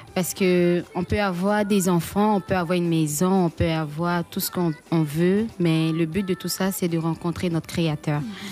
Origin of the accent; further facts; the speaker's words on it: Bongouanou, Côte d’Ivoire; je viens de Bonguano.